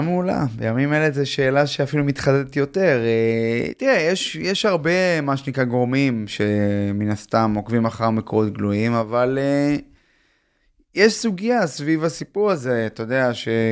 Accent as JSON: {"language": "Hebrew", "town": "Tel Aviv", "region": "Tel Aviv District", "country": "Israel", "said": "אני תל אביבי, למדתי בגימנסיה הרצליה"}